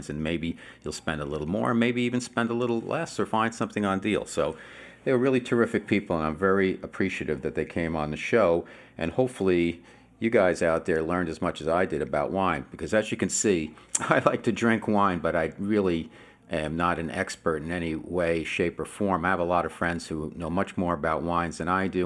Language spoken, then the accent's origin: English; United States; now in Southern California, United States; I'm out here in Southern California now. I'm originally from New York, New Jersey area